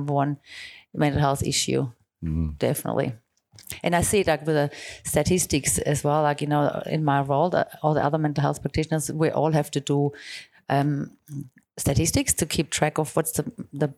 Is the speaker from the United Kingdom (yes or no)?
no; Germany; now in Melbourne, Australia; I'm from Germany